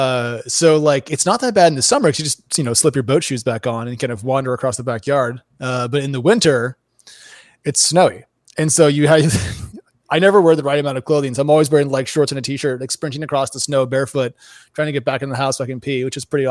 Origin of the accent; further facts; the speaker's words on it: Oregon, United States; moved away; I grew up in Oregon where it rains a lot